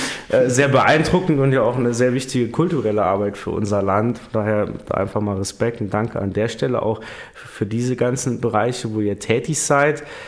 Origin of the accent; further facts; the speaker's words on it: Primstal, Saarland, Germany; bei uns in Prümster